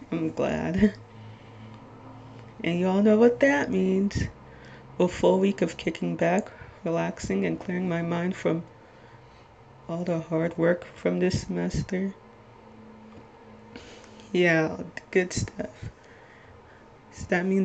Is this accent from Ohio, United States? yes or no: no; Little Ferry, New Jersey, United States